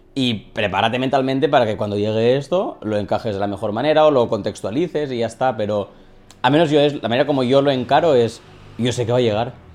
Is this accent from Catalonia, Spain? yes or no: yes; Catalonia, Spain; soy un creador catalán que se pasa al castellano